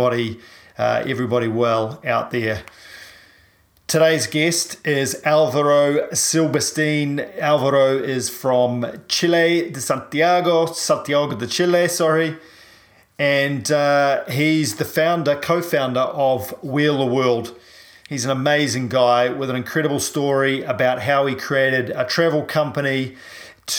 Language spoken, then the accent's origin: English; New Zealand; I'm a paraplegic from New Zealand